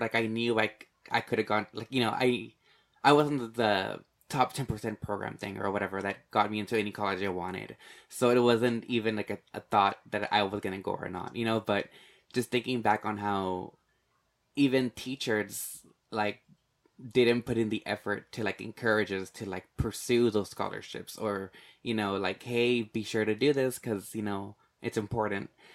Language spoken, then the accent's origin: English; Laredo, Texas, United States; I grew up in Laredo, and of course, it's, like, how Amber said, it's, like, more than ninety-five percent Hispanic or Mexican-American